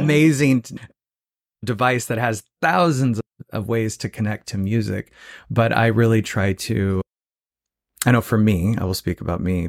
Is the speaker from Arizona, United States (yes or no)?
yes; Phoenix, Arizona, United States; moved away; also born or lived in Joshua Tree; I'm from Phoenix, Arizona originally